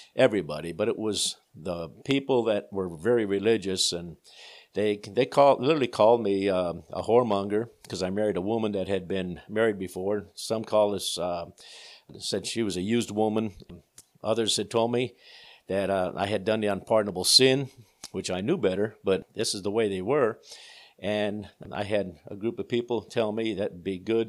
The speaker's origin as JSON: {"language": "English", "town": "Peckville", "region": "Pennsylvania", "country": "United States", "tie": "born or raised there", "also_born_or_lived": "England", "said": "I was born and raised in the Peckville Assembly of God Church up in Peckville, Pennsylvania"}